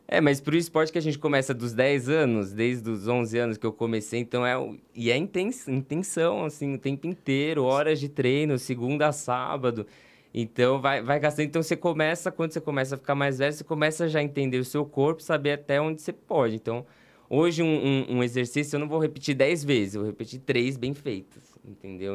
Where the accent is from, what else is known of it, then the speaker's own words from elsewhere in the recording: São Paulo, Brazil; also born or lived in Rio de Janeiro; eu sou de São Paulo